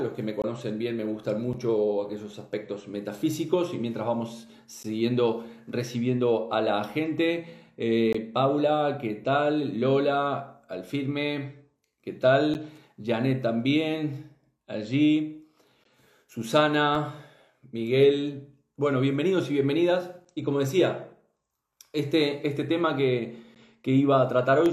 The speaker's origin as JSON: {"language": "Spanish", "country": "Uruguay", "said": "soy este, uruguayo"}